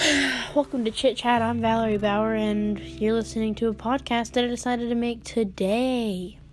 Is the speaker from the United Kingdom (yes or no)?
no; North Carolina, United States; I'm 14. I'm a Giel, and I'm from North Carolina.